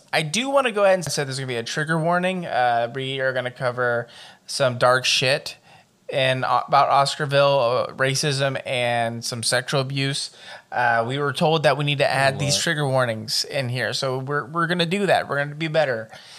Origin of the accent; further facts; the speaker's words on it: Lake Lanier, Georgia, United States; I grew up near this lake